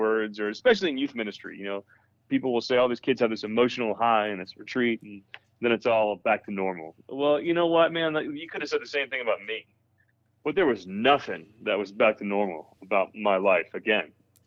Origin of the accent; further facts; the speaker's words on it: New Jersey, United States; I grew up in New Jersey and, with a good Catholic family